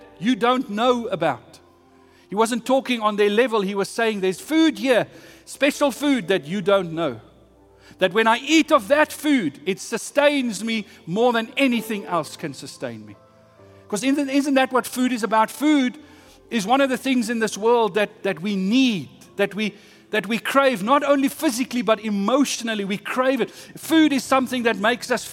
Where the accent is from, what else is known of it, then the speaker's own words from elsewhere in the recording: South Africa; I'm South African.